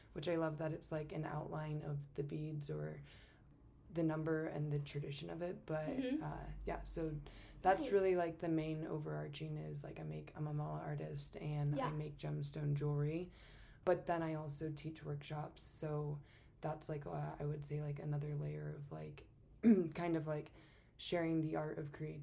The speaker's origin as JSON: {"language": "English", "town": "Aurora", "region": "Colorado", "country": "United States", "tie": "born or raised there", "also_born_or_lived": "Denver / Fort Collins / Grand Junction", "said": "I was born in Aurora in Colorado, so I've been in Colorado my whole life."}